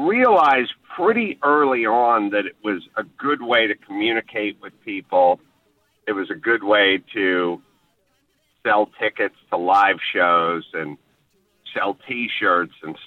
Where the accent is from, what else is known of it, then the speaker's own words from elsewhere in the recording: Los Angeles, California, United States; I'm from North Hollywood, California, so all we ever, you know, I grew up with USC and UCLA